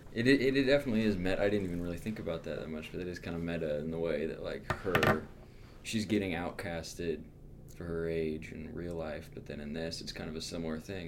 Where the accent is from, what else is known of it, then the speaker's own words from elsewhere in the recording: Seattle, Washington, United States; now in Chicago, United States; I'm from Seattle